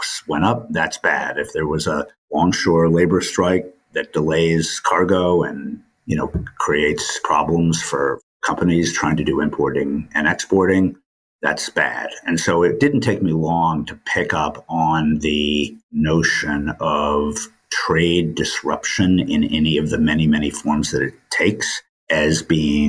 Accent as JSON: {"language": "English", "town": "New York City", "region": "New York", "country": "United States", "tie": "born or raised there", "also_born_or_lived": "Maine", "said": "I grew up in New York City"}